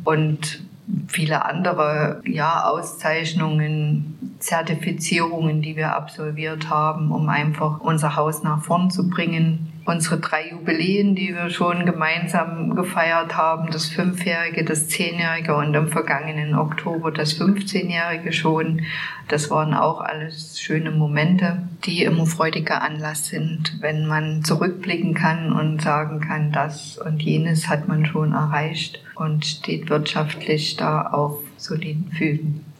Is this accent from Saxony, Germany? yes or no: yes; Zwickau, Saxony, Germany; bin auch gebürtige Zwickauerin und lebe dort